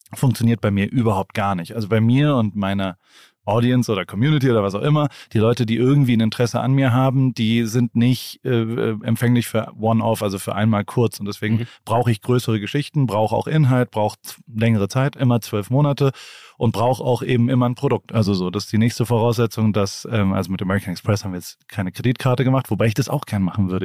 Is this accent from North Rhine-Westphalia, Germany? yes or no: no; Heidelberg, Baden-Württemberg, Germany; Ich komme ja. aus einer Medizinerfamilie aus Heidelberg. Ah, mein, mein, Vater war Arzt ähm, meine Mutter ist Rechtsanwältin und ähm, dann bin ich da aufgewachsen